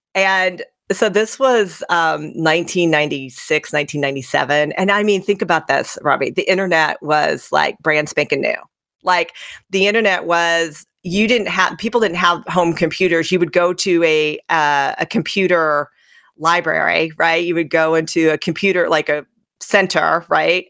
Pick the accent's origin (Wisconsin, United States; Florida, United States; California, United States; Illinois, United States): Illinois, United States; Centralia; where I grew up in Centralia, Illinois